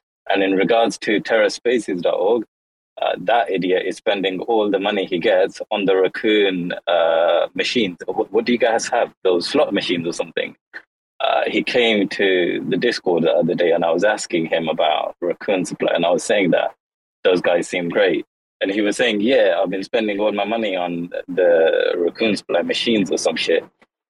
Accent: London, United Kingdom; born there; moved away; also born or lived in Kashmir; I was actually born in London. I was born in the UK, but then I moved abroad to Asia, and I moved to Kashmir.

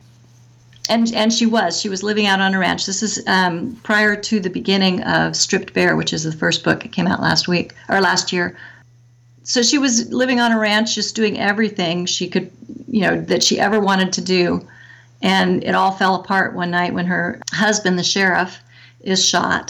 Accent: Nebraska, United States; now in Tucson, United States; I'm from Nebraska

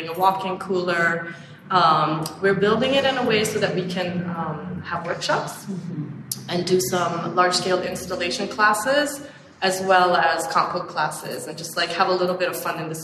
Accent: Sweden; now in New York, United States; I grew up in Sweden foraging

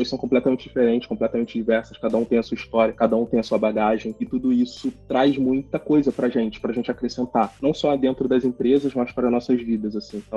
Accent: Rio de Janeiro, Brazil; eles são da favela de São Paulo, eu sou da favela do Rio, eles falam de uma forma, eu falo de outra

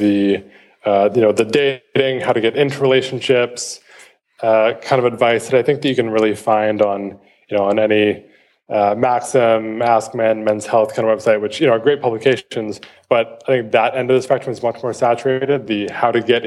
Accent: Vancouver, British Columbia, Canada; I was born and raised in Vancouver, Canada, where I still live.

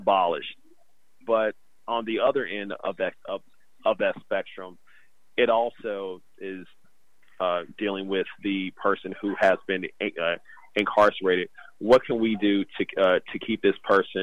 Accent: Kansas City, Missouri, United States; now in San Francisco, United States; I'm a writer from Kansas City, Missouri

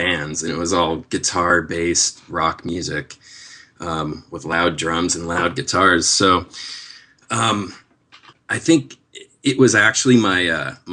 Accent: Seattle, Washington, United States; moved away as an adult; also born or lived in Denver, Colorado; now in Los Angeles, United States; So I grew up in Seattle, and I did go to Colorado, Denver, actually, for college, and spent about 9 years there. So I'm kind of from both places, but Seattle is really where I grew up

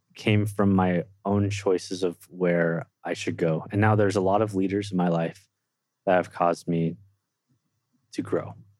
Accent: Livermore, California, United States; now in Provo, United States; I was born and raised in Livermore, California, right outside San Francisco, California

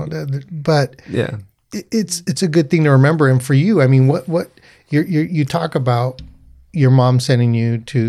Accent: Placentia, California, United States; moved away as an adult; now in Whittier, United States; there's a company that I totally support out in Placentia. That's my hometown. You know, I'm a transplant here to Whittier.

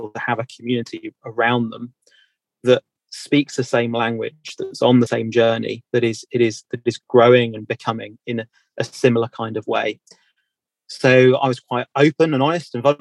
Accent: United Kingdom; I'm from Britain

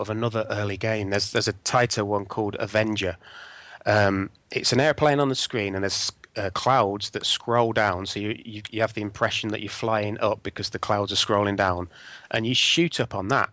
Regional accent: Northamptonshire, East Midlands, United Kingdom; I grew up in Northamptonshire

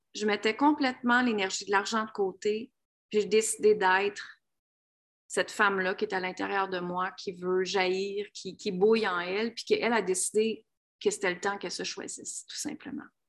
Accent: Canada; moved away as an adult; also born or lived in United States; Moi, je viens d'une petite ville, je viens de la ville de Grimby

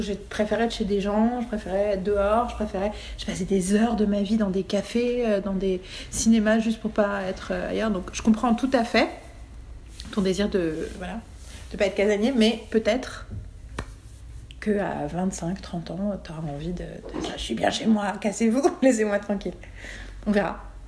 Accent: France

